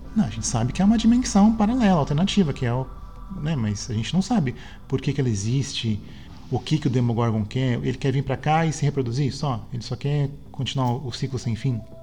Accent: Santos, São Paulo, Brazil; quando era criança em Santos

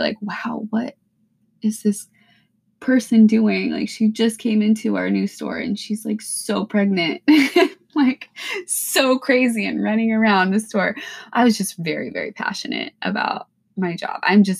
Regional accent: Pacific Northwest, United States; You know, I'm from the Pacific Northwest. It's mild here. Yeah, it rains, but like it's mild weather. We don't get a ton of snow.

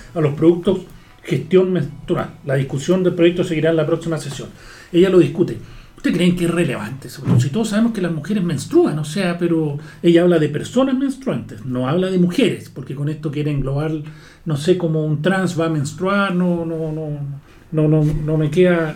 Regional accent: Chile

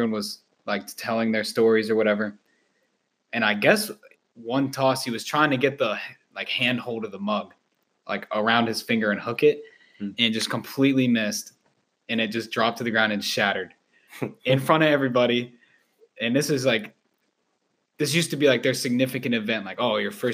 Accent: Northern Virginia, United States; I'm from Northern Virginia

